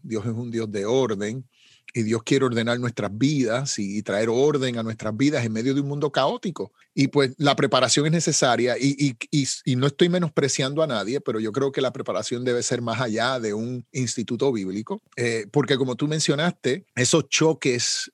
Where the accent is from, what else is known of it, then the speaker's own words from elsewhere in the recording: Puerto Rico; Como decimos en Puerto Rico, saben cómo se bate el cobre, ¿no? Eso es una expresión puertorriqueña